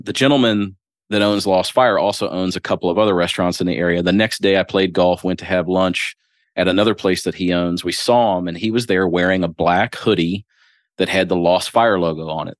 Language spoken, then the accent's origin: English; Springfield, Ohio, United States; moved away as an adult; also born or lived in Louisville, Kentucky; now in Crestwood, United States; I was born and raised in Springfield, Ohio.